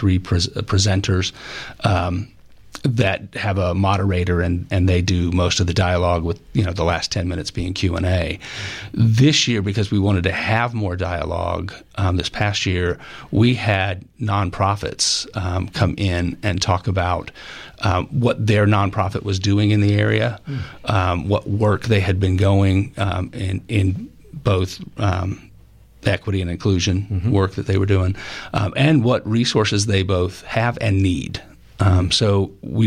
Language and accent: English; the South, United States; growing up in the South, and the history that I learned through high school and college